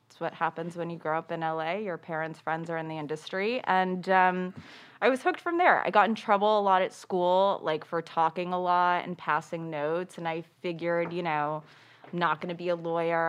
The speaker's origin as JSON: {"language": "English", "town": "Los Angeles", "region": "California", "country": "United States", "tie": "born or raised there", "said": "I grew up in L A, born and raised."}